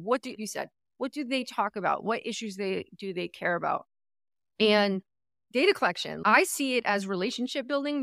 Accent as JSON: {"language": "English", "region": "New Jersey", "country": "United States", "moved": "yes", "lives_now": "California, United States", "said": "I come from New Jersey"}